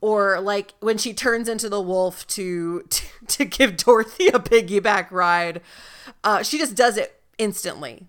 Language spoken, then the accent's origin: English; Salinas, California, United States; I am from the Salinas, Monterey area